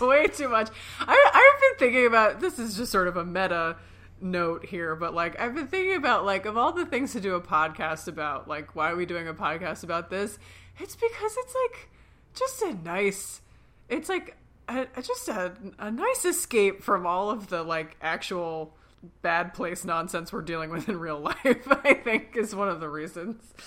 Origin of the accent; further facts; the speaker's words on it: Philadelphia, Pennsylvania, United States; We're sisters from Philly